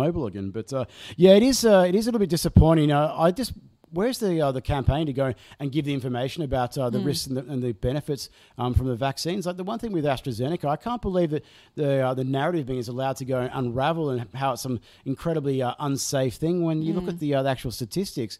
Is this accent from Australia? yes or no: yes; Australia; as an Australian